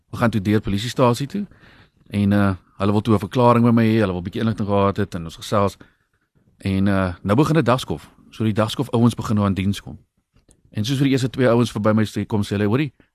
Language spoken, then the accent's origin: Afrikaans; Brakkeveld, South Africa; moved away; Ek het in Brakkeveld groot geword oorspronklik en ek's nou maar weer terug daarso